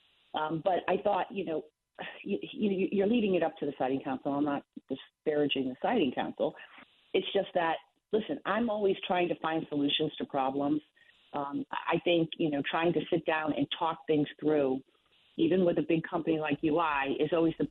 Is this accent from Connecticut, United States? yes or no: yes; Fairfield, Connecticut, United States; This is my hometown. I grew up here. I'm fourth generation Fairfielder